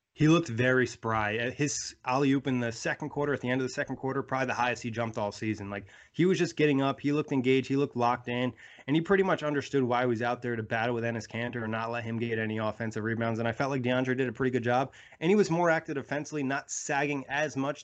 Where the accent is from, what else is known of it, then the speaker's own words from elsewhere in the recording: New York, United States; I'm a New Yorker too.